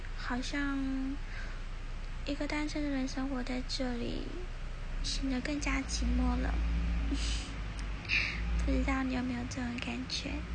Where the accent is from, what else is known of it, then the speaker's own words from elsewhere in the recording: central Taiwan, Taiwan; moved away as an adult; now in Taipei, Taiwan; 毕竟我是中部人，我还是比较喜欢那种悠闲的生活步调